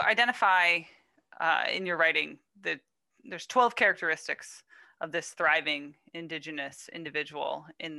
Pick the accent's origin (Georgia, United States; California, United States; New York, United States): New York, United States; the Adirondacks of upstate; I grew up in the Adirondacks of upstate New York